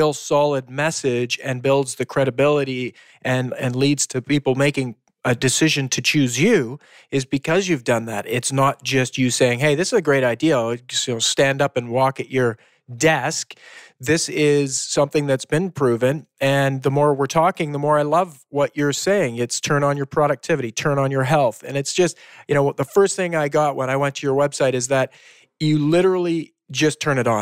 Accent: Canada; we're Canadian

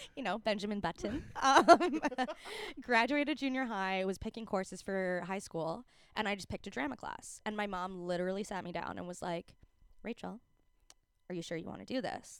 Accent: Calgary, Alberta, Canada; moved away as an adult; now in Vancouver, Canada; growing up in Calgary

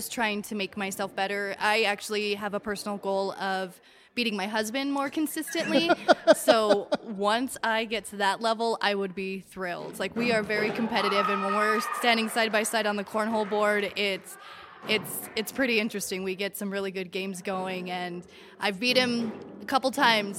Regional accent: La Junta, Colorado, United States; La Junta, Colorado

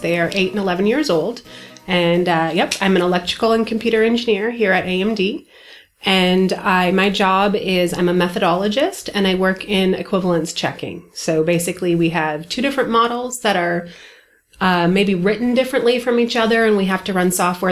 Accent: Michigan, United States; also born or lived in Indiana; I'm from Michigan

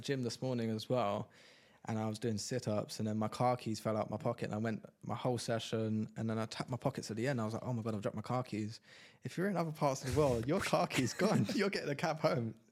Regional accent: London, United Kingdom; moved away as an adult; now in Dubai, United Arab Emirates; I'm from London

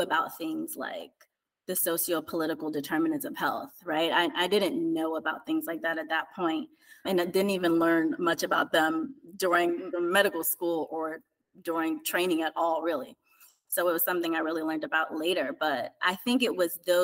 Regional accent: East Orange, New Jersey, United States; I grew up in East Orange, New Jersey, in the inner city

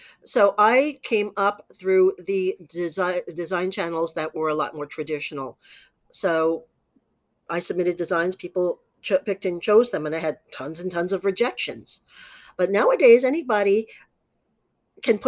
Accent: New York City, New York, United States; I grew up in New York City's garment industry

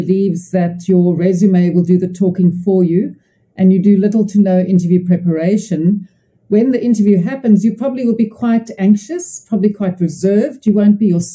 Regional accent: Cape Town, Western Cape, South Africa; I'm from Cape Town, South Africa

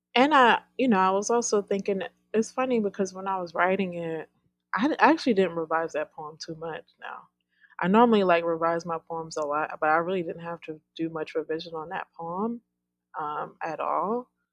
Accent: New York, United States; now in Mississippi, United States; I'm from New York

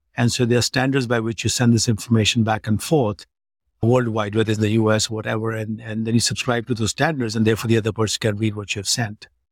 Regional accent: Delhi, India; moved away as an adult; stay in Delhi, where my hometown was

